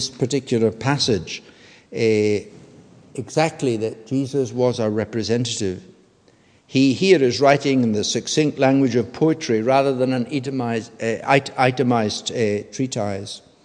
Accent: United Kingdom; all of us who are British citizens

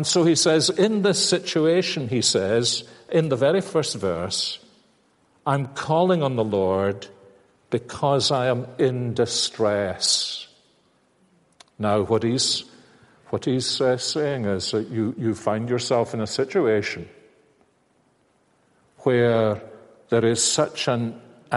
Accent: Glasgow, Scotland, United Kingdom; When I was growing up, I'm a Glaswegian

